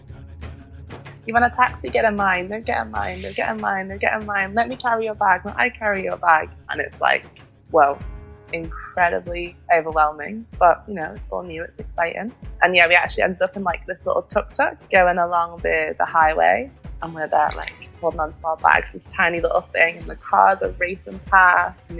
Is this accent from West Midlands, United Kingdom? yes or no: no; Liverpool, North West England, United Kingdom; moved away as an adult; now in Barcelona, Spain; originally I'm from Liverpool, which is in the north of England